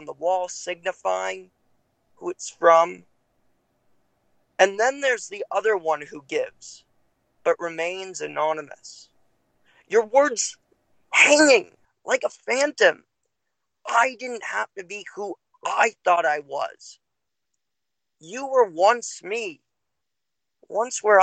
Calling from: Los Angeles, California, United States; I'm calling from Los Angeles, California.

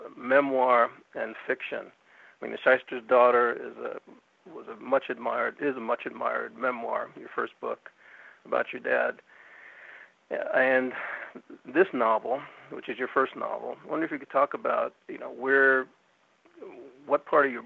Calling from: Northern California, United States; I'm calling from Northern California, which is a different state from Southern California.

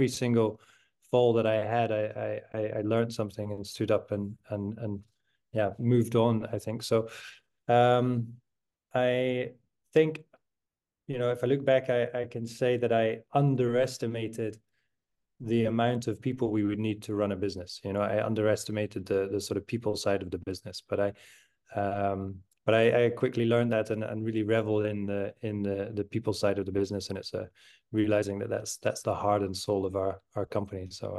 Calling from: Amsterdam, North Holland, Netherlands; I'm calling from the Social Hub in Amsterdam, op de Vierbuitstraat, so TSH City

